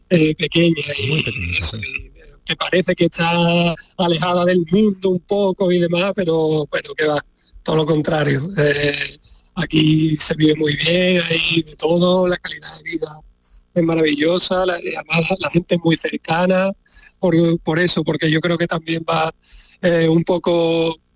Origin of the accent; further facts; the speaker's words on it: Ceuta, Spain; moved away; ¿Cómo anda Redru por allí, por mi tierra?